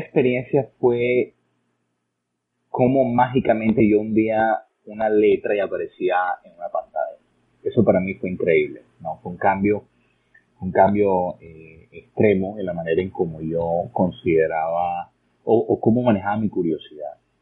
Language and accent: Spanish; Barranquilla, Atlántico, Colombia; also born or lived in Florida, United States; now in United States; yo nací en una región de Colombia en la costa norte, se llama Barranquilla, mi ciudad natal.